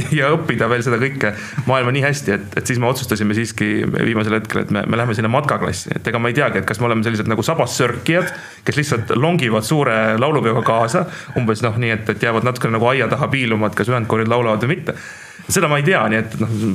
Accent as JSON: {"language": "Estonian", "town": "Tallinn", "region": "Harju County", "country": "Estonia", "said": "ma olen küll tallinlane umbes kolmandat põlve"}